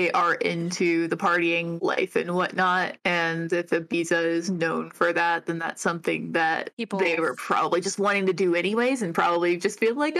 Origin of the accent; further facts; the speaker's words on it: Ohio, United States; moved away; I'm from Ohio.